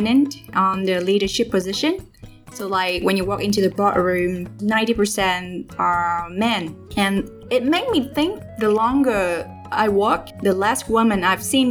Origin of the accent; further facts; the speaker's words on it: Dong Nai, Vietnam; moved away as an adult; now in Ho Chi Minh City, Vietnam; I was born in Dong Nai, so about 1 hour away from Ho Chi Minh City